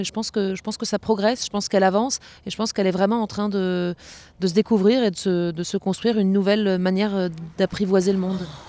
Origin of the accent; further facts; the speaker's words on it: Strasbourg, Grand Est, France; also born or lived in Hénin-Carvin; je suis strasbourgeoise et actuellement en résidence d'immersion et de travail dans la communauté d'agglomération d'Hénin-Carvin